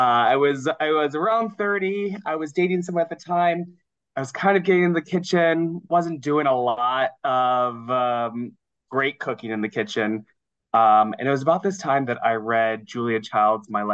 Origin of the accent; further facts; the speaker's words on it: Ohio, United States; moved away as an adult; now in New York City, United States; I grew up in Ohio